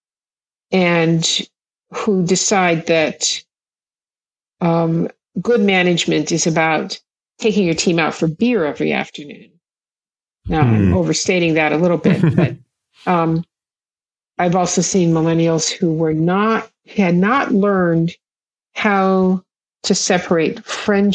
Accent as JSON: {"language": "English", "area": "Kauai", "region": "Hawaii", "country": "United States", "tie": "born or raised there", "said": "I grew up in Hawaii"}